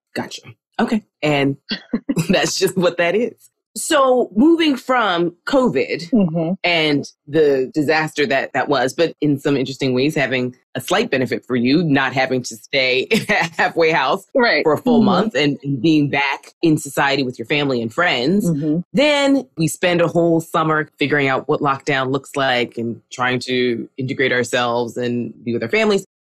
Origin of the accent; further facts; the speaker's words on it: New York City, New York, United States; I'm from New York, New York